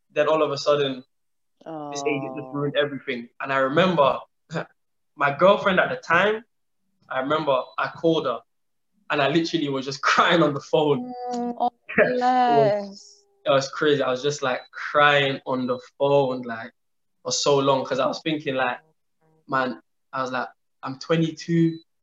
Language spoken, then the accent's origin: English; Ireland; moved away as an adult; also born or lived in London; growing up in Ireland, going to London